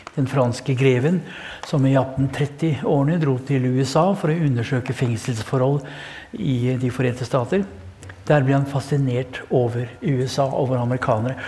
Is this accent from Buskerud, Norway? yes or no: yes; Kongsberg, Buskerud, Norway; jeg har vært i oppveksten på Kongsberg